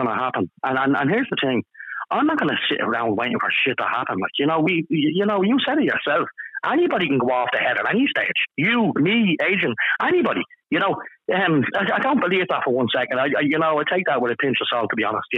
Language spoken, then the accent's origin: English; Ireland; as an Irish national